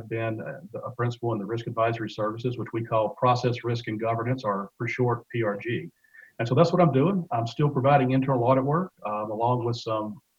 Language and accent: English; West Monroe, Louisiana, United States; moved away as an adult; also born or lived in Atlanta; I grew up in West Monroe, Louisiana